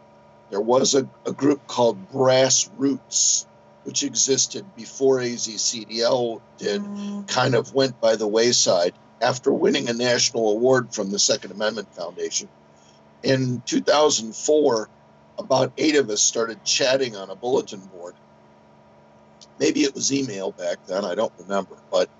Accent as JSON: {"language": "English", "town": "Chicago", "region": "Illinois", "country": "United States", "moved": "as an adult", "lives_now": "Arizona, United States", "said": "I'm 63. I came from Chicago about 43 years ago to Arizona, and I just decided to bloom where I was planted."}